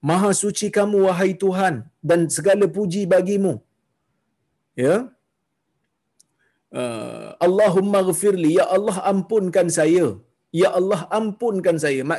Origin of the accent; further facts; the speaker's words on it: Kuala Lumpur, Malaysia; saya daripada ah, saya daripada Kuala Lumpur, masa tu saya duduk di Kuala Lumpur.